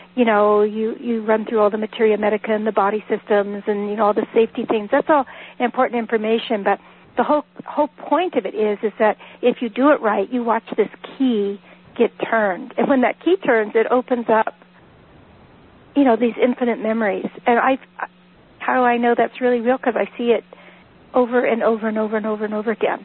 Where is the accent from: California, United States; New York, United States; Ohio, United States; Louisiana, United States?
California, United States; Northern; moved away as an adult; now in Vermont, United States; I was born and raised in Northern California.